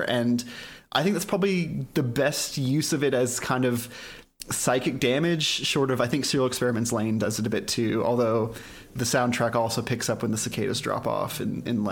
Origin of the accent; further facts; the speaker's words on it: Dallas, Texas, United States; I grew up in Dallas, Texas